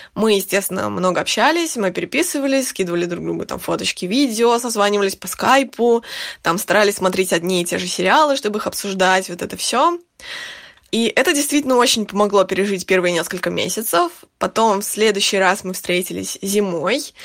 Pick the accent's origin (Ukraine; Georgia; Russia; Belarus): Russia; Saint Petersburg; moved away as an adult; now in Spain; Я уже больше семи лет живу за границей, но сама я из Петербурга